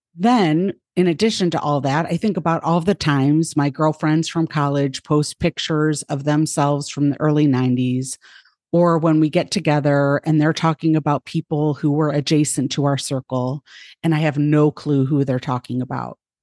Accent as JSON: {"language": "English", "country": "United States", "tie": "born or raised there", "lives_now": "Ohio, United States", "said": "I was born white in the United States in a middle class family"}